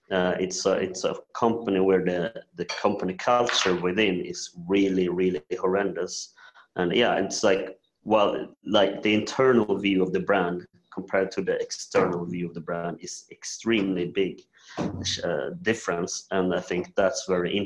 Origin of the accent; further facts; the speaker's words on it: Sweden; also born or lived in South Korea; I'm adopted from South Korea when I was 1.5 years old to Sweden